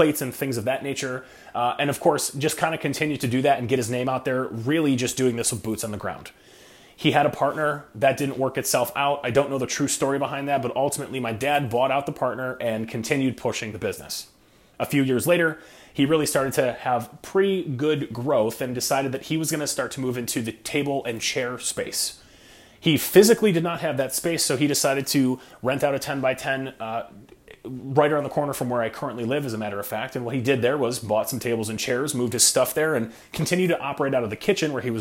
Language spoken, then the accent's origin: English; Rochester, New York, United States; I was born in 1988 in Rochester, New York